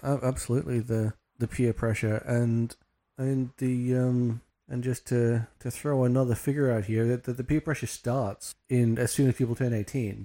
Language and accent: English; Australia; we're Australian